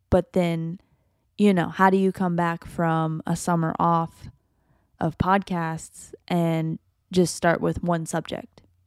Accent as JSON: {"language": "English", "country": "United States", "said": "I love being American"}